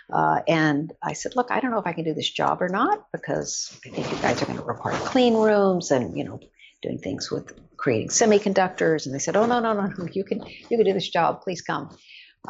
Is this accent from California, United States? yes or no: no; Odessa, Texas, United States; I grew up in Odessa, Texas, which is sort of midway between Dallas